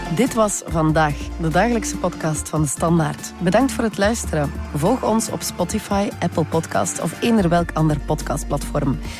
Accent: West Flanders, Belgium; Ik ben zelf uit West-Vlaanderen

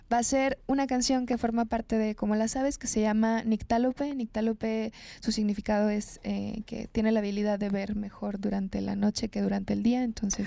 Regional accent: Fresnillo, Zacatecas, Mexico; De Zacatecas, orgullosamente ah, fresnillense, nací en Fresnillo, en el estado de Zacatecas

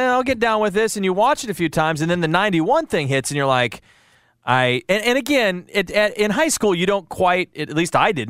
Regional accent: Midwest, United States; growing up in the Midwest

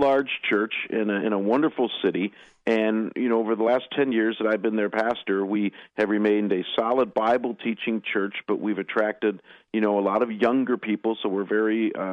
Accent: Cleveland, Ohio, United States; moved away; also born or lived in Detroit; I was born and raised on the east side of Cleveland

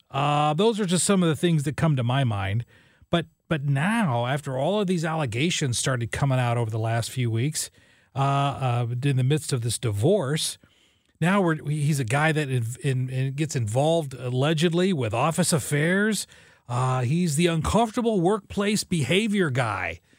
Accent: Illinois, United States; moved away; I'm from Illinois

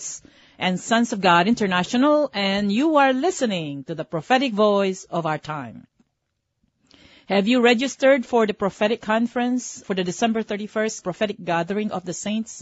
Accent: Philippines; moved away; I was born in the Philippines

